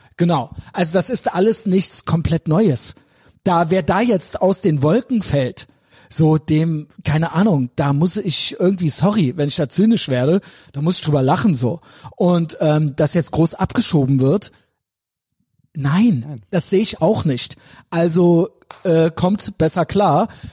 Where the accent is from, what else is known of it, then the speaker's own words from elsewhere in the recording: Germany; Ich bin in Deutschland geboren.